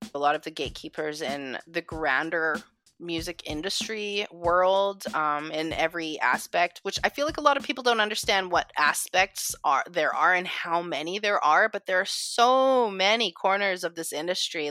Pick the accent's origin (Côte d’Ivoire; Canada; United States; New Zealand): Canada; Calgary, Alberta; now in Vancouver, Canada; originally I am from Calgary, Alberta as well, Treaty Seven territory